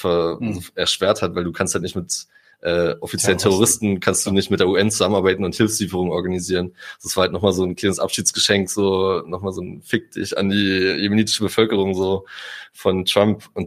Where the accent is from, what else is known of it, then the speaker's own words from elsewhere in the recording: Germany; also ich bin Deutscher, ich bin in Europa geboren